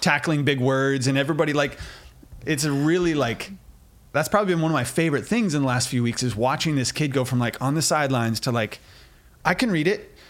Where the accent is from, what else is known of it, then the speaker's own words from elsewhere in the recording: United States; we're American